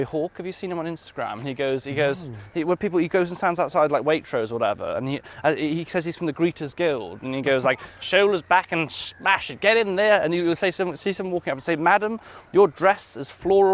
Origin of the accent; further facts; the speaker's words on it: Wales, United Kingdom; I'm from Wales.